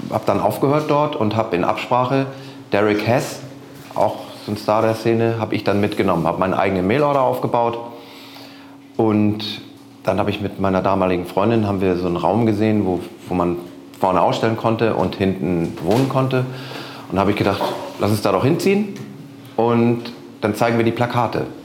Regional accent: Rendsburg, Schleswig-Holstein, Germany; now in Hamburg, Germany; Ich komme ja aus Rendsburg hier im hohen Norden und da habe ich schon immer Konzerte organisiert

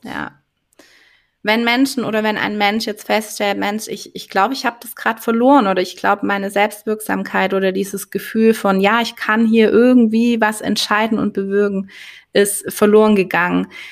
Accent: Swabia, Germany

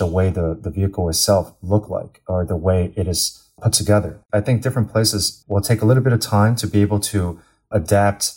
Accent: United States; moved away as an adult; now in China; I grew up in the States my entire life

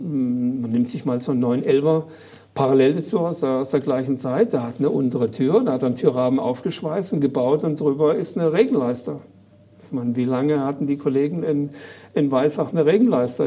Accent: Baden-Württemberg, Germany; accent: Badisch; Am Bergli, wie man es bei uns im Patischen sagt.

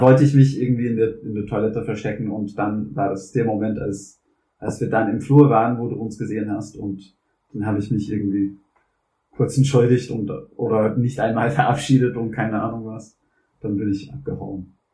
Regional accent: New Orleans, Louisiana, United States; German is a second language; moved away as an adult; also born or lived in Vietnam; now in Switzerland; Ich komme auch nicht aus den USA, sondern ich komme aus einem der Vereinigten Staaten, und zwar Louisiana

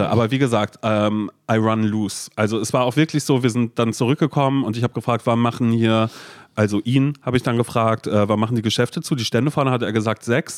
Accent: Berlin, Germany; dass wir Berliner sind

